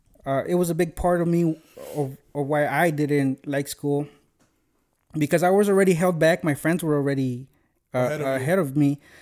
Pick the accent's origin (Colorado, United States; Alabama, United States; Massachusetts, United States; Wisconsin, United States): Colorado, United States; Aurora; English is a second language; also born or lived in Zacatecas, Mexico; I was raised in Aurora, but I was born in Mexico.